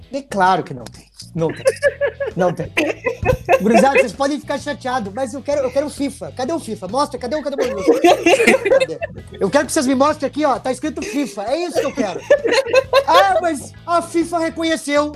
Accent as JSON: {"language": "Portuguese", "town": "Porto Alegre", "region": "Rio Grande do Sul", "country": "Brazil", "tie": "born or raised there", "said": "eu me criei num, lá no Sarandi, meu velho. Eu me criei lá no Fernando Ferrari, no Parque dos Maia. Lá é minha origem."}